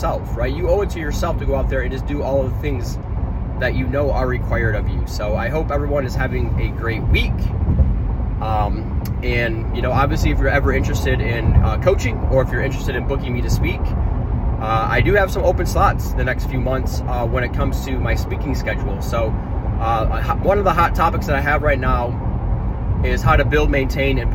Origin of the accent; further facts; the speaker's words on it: Michigan, United States; moved away; Back home in my home state of Michigan